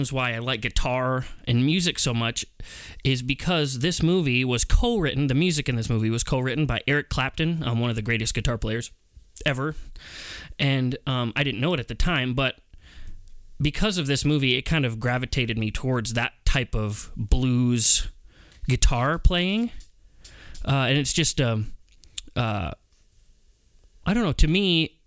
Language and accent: English; Pierpont, South Dakota, United States; I grew up in Pierpont, South Dakota.